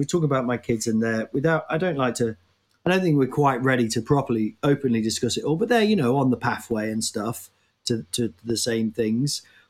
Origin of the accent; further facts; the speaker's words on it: Nottingham, East Midlands, United Kingdom; That voice I just did there is the people I grew up with in Nottingham